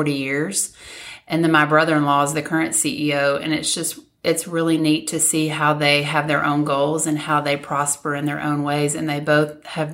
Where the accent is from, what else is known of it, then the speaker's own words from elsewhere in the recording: Magnolia, Arkansas, United States; moved away as an adult; originally from Magnolia, born and raised, and still have a big heart that lives in Magnolia